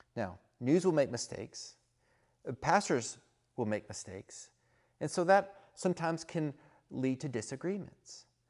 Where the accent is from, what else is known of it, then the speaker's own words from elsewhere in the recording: Texas, United States; I'm from Texas